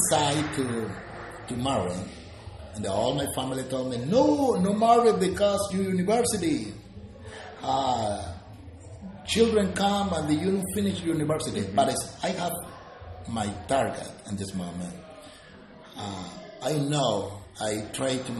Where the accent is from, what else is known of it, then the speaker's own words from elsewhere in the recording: Panama; English is a second language; I am from Panama